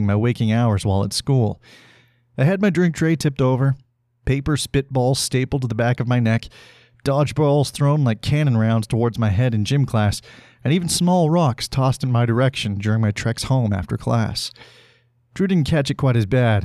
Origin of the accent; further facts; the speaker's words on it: Salmon Arm, British Columbia, Canada; moved away; my hometown of Salmon Arm. And that's a great place to have grown up